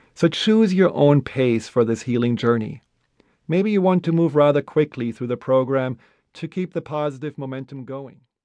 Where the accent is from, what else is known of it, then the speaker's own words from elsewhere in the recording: Black Forest, Baden-Württemberg, Germany; I grew up in Germany, in a small town in the middle of the Black Forest.